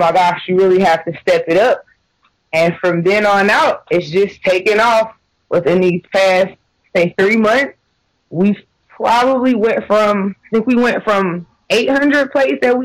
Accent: Atlanta, Georgia, United States; moved away as an adult; now in Michigan, United States; I grew up in Atlanta

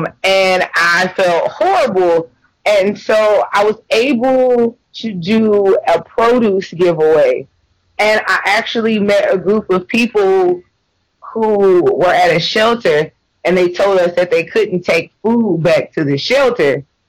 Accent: the South, United States; but I was raised in the South and your diet just consists of animals.

